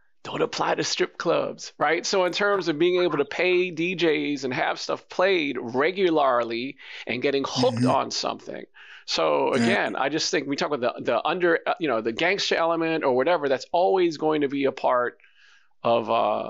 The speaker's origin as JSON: {"language": "English", "region": "New York", "country": "United States", "said": "But I'm from New York"}